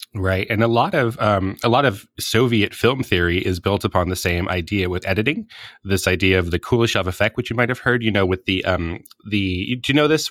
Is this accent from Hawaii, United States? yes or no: yes; Hawaii, United States; I'm from Hawaii